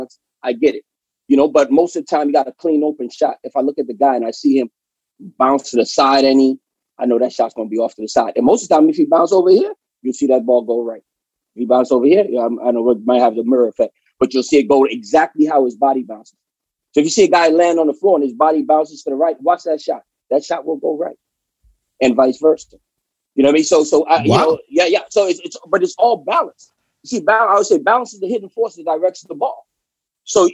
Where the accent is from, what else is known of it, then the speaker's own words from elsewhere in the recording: New York City, New York, United States; I'm from New York